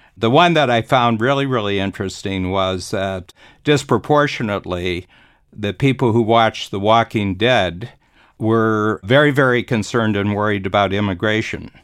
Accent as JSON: {"language": "English", "region": "Ohio", "country": "United States", "said": "I'm from Ohio"}